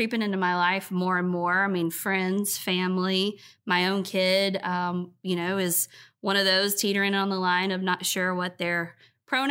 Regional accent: Cumming, Georgia, United States; now in Rock Hill, United States; I moved from Rock Hill in the fifth grade to a place north of Georgia called Cumming, Georgia

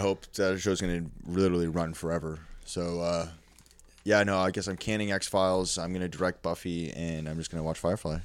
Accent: Canada; I grew up in Canada, small fucking little white s, town full of snow

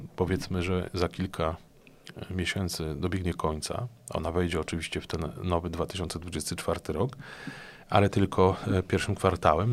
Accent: Płock, Masovian Voivodeship, Poland; mojego osiedla, na którym mieszkam od urodzenia

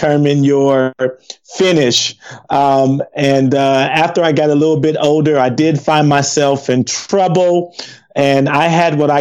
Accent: Compton, California, United States; moved away as an adult; we grew up in Compton, growing up in a gang.

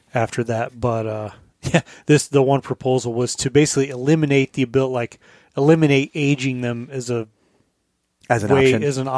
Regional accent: Colorado, United States; now in Alaska, United States; I grew up in Colorado.

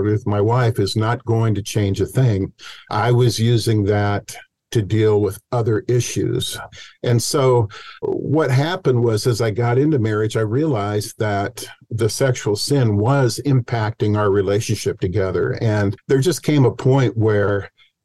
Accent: Cedar Rapids, Iowa, United States; moved away as an adult; I grew up in Cedar Rapids, Iowa, and then I headed out to Stanford University

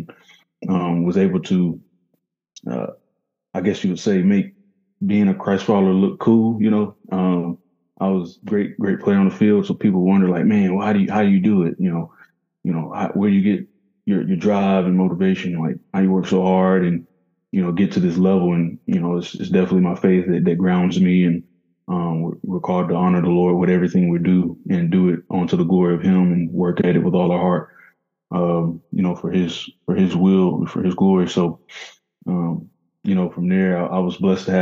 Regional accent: Murfreesboro, Tennessee, United States; I grew up in Murfreesboro, Tennessee. It's about 30 minutes from Nashville

